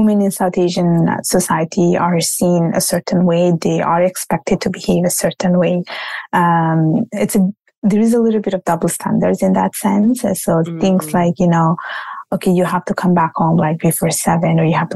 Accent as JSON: {"language": "English", "country": "Italy", "tie": "born or raised there", "accent": "Italian", "moved": "yes", "lives_now": "Canada", "said": "my parents are from Bangladesh and I was born and raised in Italy. Now I live in Canada."}